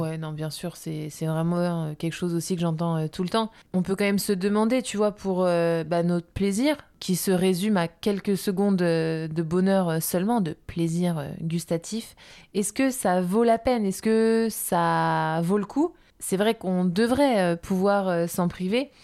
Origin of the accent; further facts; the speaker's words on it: France; on est beaucoup de Français